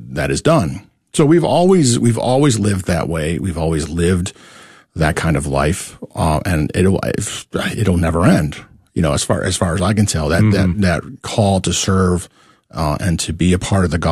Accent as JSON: {"language": "English", "region": "New York", "country": "United States", "moved": "as an adult", "lives_now": "Dallas, United States", "said": "I'm from New York. So that's that's where I come from."}